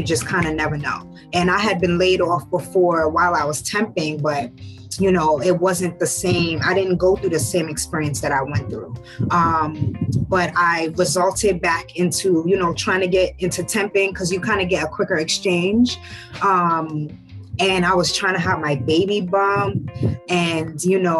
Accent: New York City, New York, United States; also born or lived in Ghana / Pennsylvania / Bronx, New York; my parents moved to Harlem, New York. When I was young. So I was raised in Harlem.

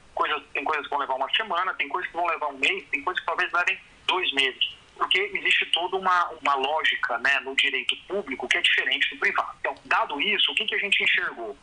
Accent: Brazil; A gente, como brasileiro

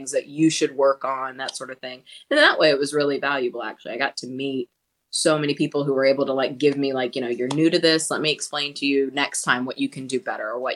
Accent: Charleston, South Carolina, United States; I grew up in Charleston, South Carolina

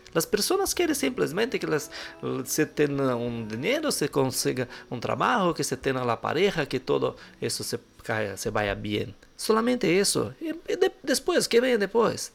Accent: Brazil; sou brasileiro

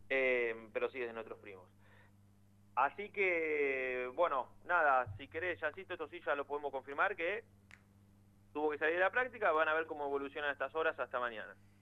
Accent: Buenos Aires, Argentina; yo soy de Villaluro

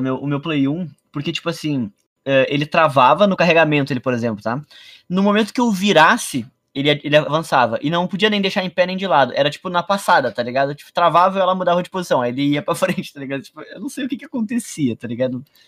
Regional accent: Rio Grande do Sul, Brazil; eu sou gaúcho

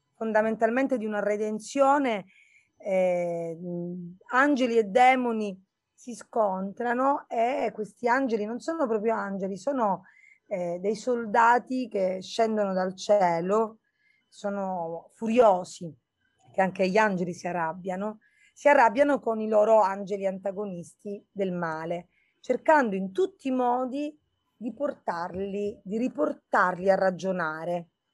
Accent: Birgi, Sicily, Italy; also born or lived in Erice; Io sono nata lì e sono cresciuta a Birgi di fronte a Mozia, nello Stagnone

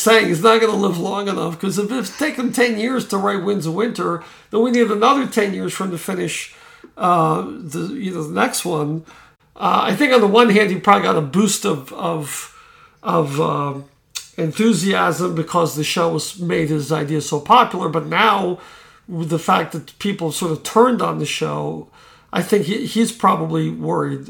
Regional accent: Florida, United States; I grew up in Florida

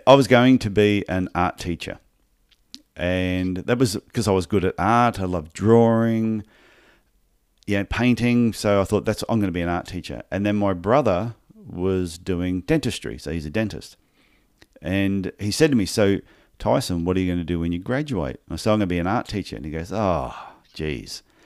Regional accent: Brisbane, Queensland, Australia; also born or lived in Gold Coast; I was born in Brisbane, in Queensland, Australia. And, and I, st- I did podiatry studies in exactly the same town

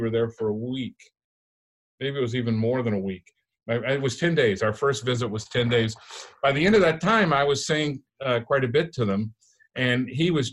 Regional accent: United States; I was raised around Mexicans, this was like home to me.

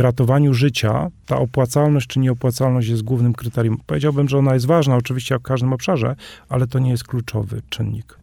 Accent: Polish Highlands, Podhale, Poland; sam jestem góralem

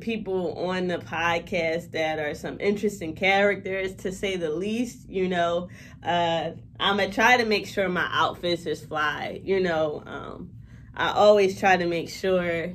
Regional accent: Philadelphia, Pennsylvania, United States; I'm from West Philadelphia, and I love my city

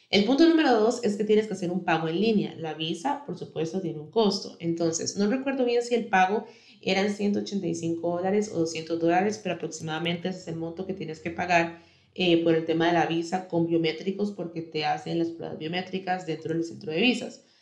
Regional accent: Costa Rica; yo soy de Costa Rica, si me escuchas desde otro país, te sugiero que busques información de cómo puedes hacerlo en tu país

